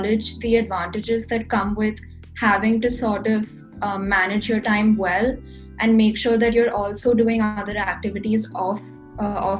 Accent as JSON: {"language": "English", "country": "India", "said": "I'm from India."}